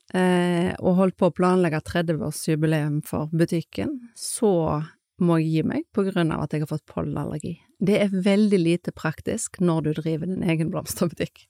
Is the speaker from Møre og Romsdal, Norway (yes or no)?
no; Skånevik, Vestland, Norway; født og oppvokst i Skånevik